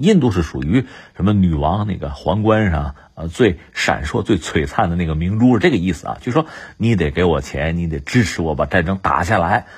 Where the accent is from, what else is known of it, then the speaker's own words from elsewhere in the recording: China; 作为中国人